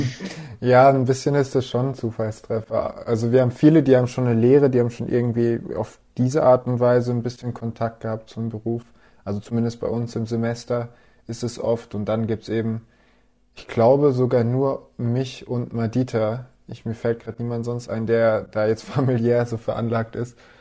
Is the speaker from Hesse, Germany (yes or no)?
no; Lörrach, Baden-Württemberg, Germany; moved away as an adult; now in Aalen, Germany; ich komme aus Lörrach ursprünglich, ähm, unten an der Schweizer Grenze